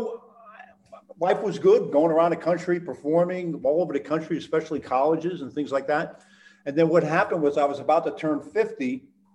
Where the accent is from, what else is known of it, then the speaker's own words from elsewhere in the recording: Allentown, Pennsylvania, United States; I grew up in Allentown